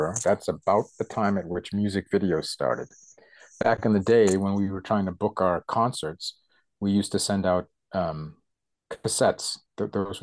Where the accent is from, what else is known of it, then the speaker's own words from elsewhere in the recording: United States; moved away as an adult; now in Germany; I come from America, but I've been living in Germany much longer than I lived in the States